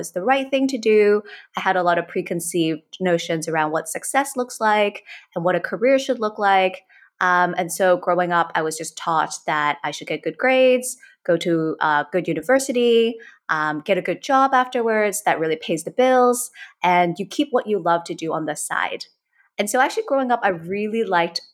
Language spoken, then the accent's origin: English; Hong Kong; also born or lived in United States; born and raised in Hong Kong, basically spent my entire life up until I was 18 in Hong Kong.